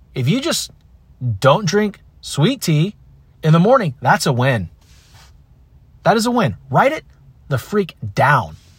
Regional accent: Concord, California, United States; I grew up in Concord, California.

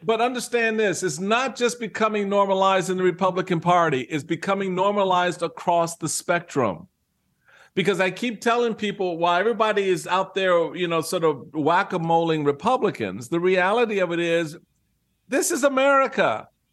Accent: Washington, District of Columbia, United States; also born or lived in Maryland; as a young kid growing up in Washington, D C

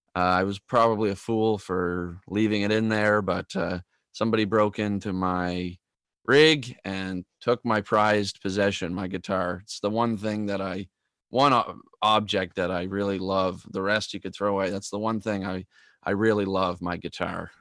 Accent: Tracadie Cross, Prince Edward Island, Canada; moved away as an adult; also born or lived in Toronto, Ontario; Tracadie Cross, my hometown.

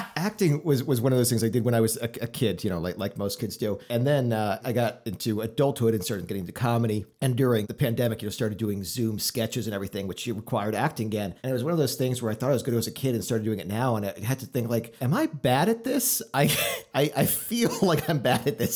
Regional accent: Florida, United States; now in Chicago, United States; I grew up in Florida

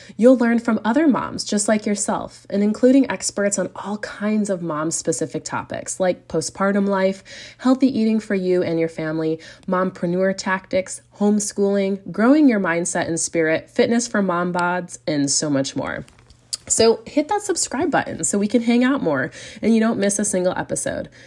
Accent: United States; moved away as an adult; now in Europe; I'm also an American mama raising a family in Europe

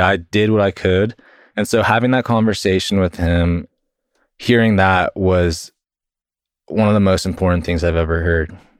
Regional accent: Texas, United States; I was born and raised in Texas, and I currently work at Google doing sales, and I've been in Texas my whole life

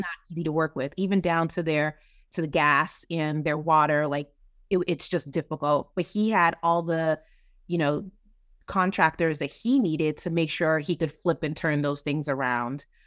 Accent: Kentucky, United States; now in Maryland, United States; I'm from Kentucky

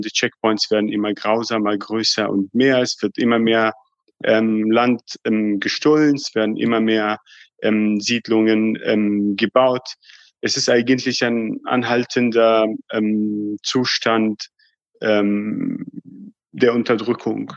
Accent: Palestine; uns Palästinensern

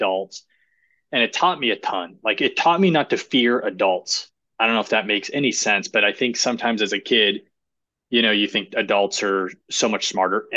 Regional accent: Ohio, United States; moved away; also born or lived in Florida; I'm originally from Ohio

